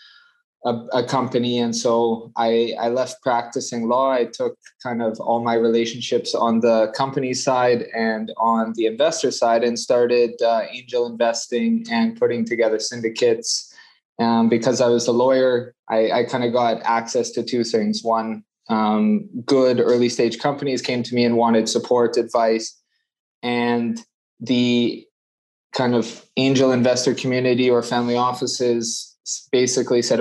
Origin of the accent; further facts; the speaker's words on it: Calgary, Alberta, Canada; moved away as an adult; also born or lived in Dubai; I'm Canadian from Calgary. I left Canada about 12 years ago, moved overseas